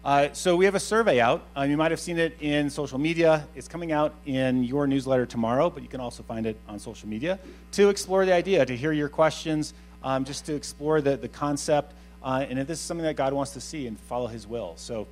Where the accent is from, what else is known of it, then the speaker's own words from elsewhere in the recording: New England, United States; moved away as an adult; My family and I moved here in 2015 from New England and really learned what snow was all about. Woke up to that. Anyone else from New England? Any New Englanders?